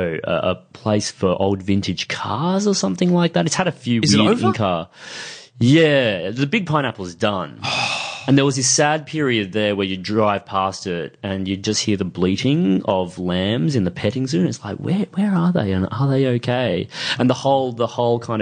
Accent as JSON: {"language": "English", "town": "Kawana Waters", "region": "Queensland", "country": "Australia", "tie": "born or raised there", "also_born_or_lived": "Nambour", "moved": "yes", "said": "we grew up around the Sunshine Coast"}